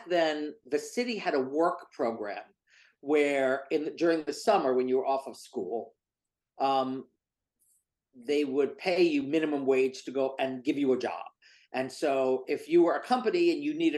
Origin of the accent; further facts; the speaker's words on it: New York, United States; I was in New York in the 1970s